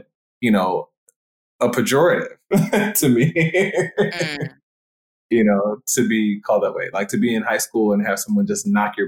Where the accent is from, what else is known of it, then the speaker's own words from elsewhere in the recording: Jamaica; I'm Jamaican. I didn't want my Jamaicanness to be erased.